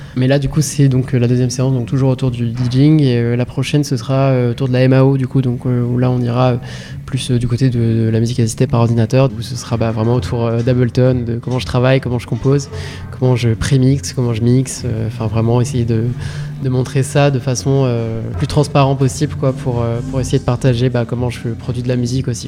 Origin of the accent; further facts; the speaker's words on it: Rouen, Normandy, France; j'ai 21 ans, je viens de Rouen